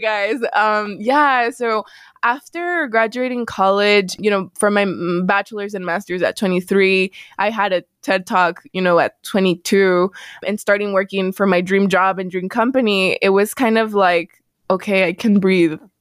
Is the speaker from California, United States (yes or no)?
no; El Paso, Texas, United States; moved away as an adult; also born or lived in Missouri; I was born and raised in El Paso, which is heavily Hispanic